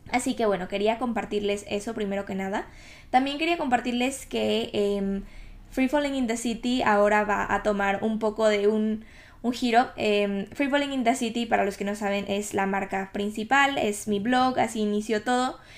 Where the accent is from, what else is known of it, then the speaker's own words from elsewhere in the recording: Ecuador; now in United Kingdom; Obviamente vine de Ecuador al Reino Unido, a Inglaterra, hace cuatro años básicamente, y han pasado tantas cosas, han cambiado tantas cosas